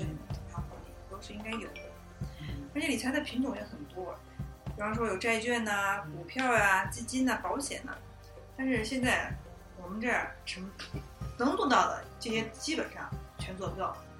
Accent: China; 就好像我们中国人是不是从古到今都喜欢比较感性的看问题

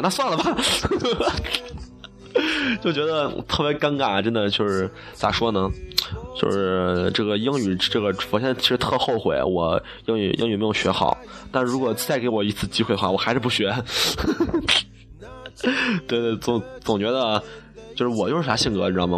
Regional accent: China; 我们作为一个中国人

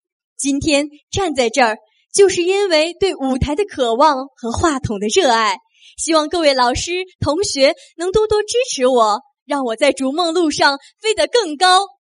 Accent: Xinyang, Henan, China; 我是个地地道道的中原姑娘，家住河南信阳。

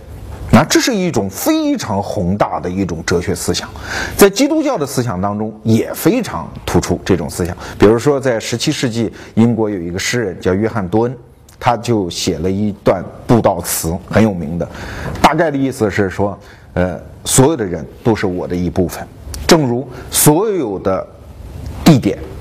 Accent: Guangzhou, Guangdong, China; 我们广州人和他们外地人之间的这一盘账，

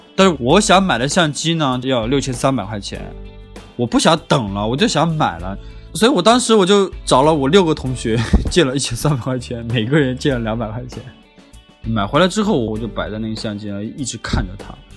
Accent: Honghe, Yunnan, China; moved away as an adult; also born or lived in Lanzhou, Gansu; 我高中毕业之后也一直没出过红河

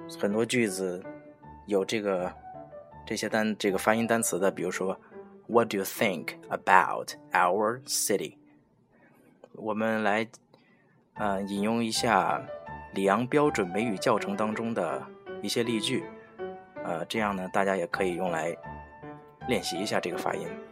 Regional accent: China; 我们中国人说话的习惯是用口腔的前半部分

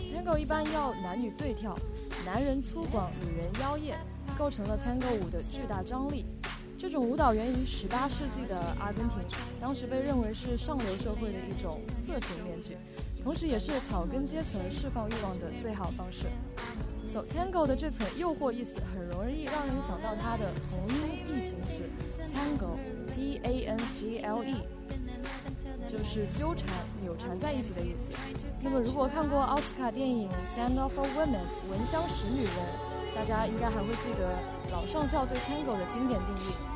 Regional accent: China; 我们中国人

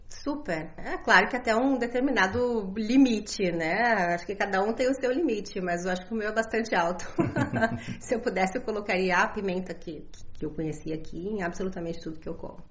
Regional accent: Brazil; enquanto brasileiros

